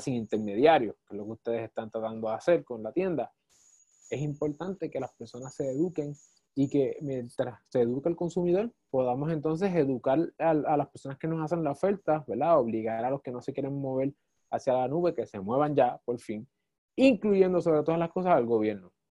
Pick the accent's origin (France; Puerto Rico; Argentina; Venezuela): Puerto Rico; como puertorriqueños